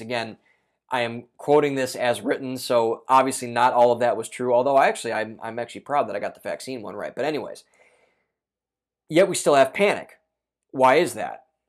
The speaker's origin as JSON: {"language": "English", "region": "Ohio", "country": "United States", "said": "Ohio Governor Mike DeWine, my home state governor"}